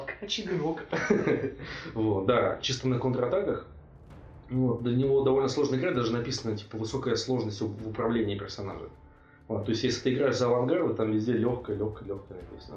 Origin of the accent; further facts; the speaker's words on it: Russia; also born or lived in Bratislava, Slovakia; я из России